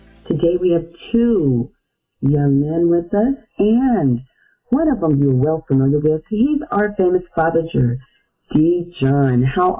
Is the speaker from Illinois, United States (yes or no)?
yes; Chicago, Illinois, United States; you're from my hometown of Chicago